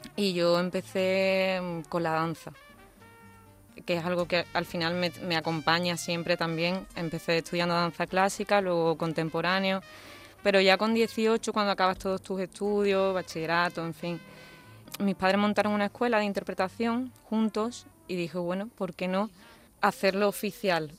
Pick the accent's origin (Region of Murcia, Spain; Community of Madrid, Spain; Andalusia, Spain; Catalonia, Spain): Andalusia, Spain; Seville; soy una chica sevillana